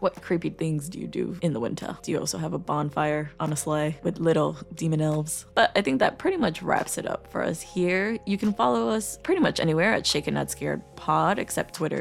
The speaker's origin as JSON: {"language": "English", "region": "Midwest", "country": "United States", "said": "As a Midwesterner"}